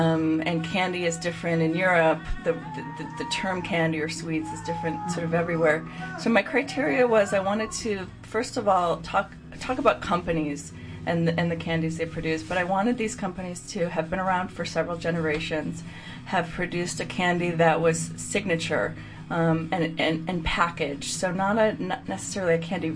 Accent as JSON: {"language": "English", "town": "Chicago", "region": "Illinois", "country": "United States", "said": "I'm from the Chicagoland area."}